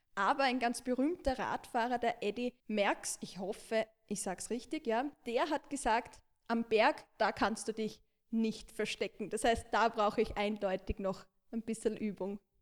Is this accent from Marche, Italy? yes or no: yes; Marche, Italy; now in Vienna, Austria; meine Heimatregion, also die Region Marken